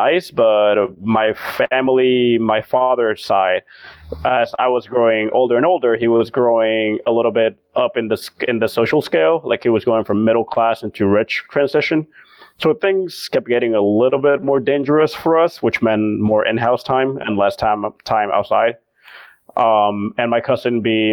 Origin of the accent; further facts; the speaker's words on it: Venezuela; moved away; also born or lived in Miami / Boston; to have left my country so abruptly